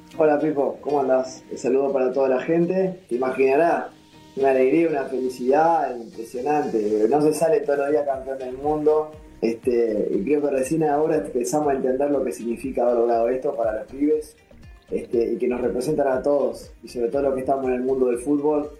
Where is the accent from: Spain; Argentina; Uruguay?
Uruguay; also born or lived in Italy